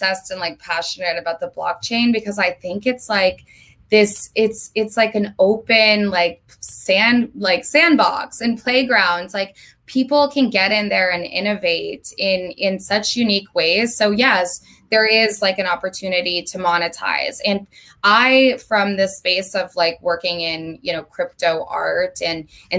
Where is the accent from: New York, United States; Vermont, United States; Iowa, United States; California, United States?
Vermont, United States; moved away as an adult; now in Los Angeles, United States; I'm from Vermont. I don't know if we touched on that, but I lived in Vermont my entire life up until 3 months ago when I moved to LA on April 1st